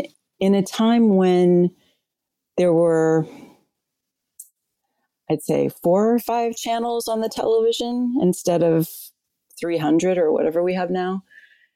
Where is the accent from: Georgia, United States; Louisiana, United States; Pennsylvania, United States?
Louisiana, United States; New Orleans; also born or lived in Winter Park, Florida; At the age of 7, my mother and I moved to New Orleans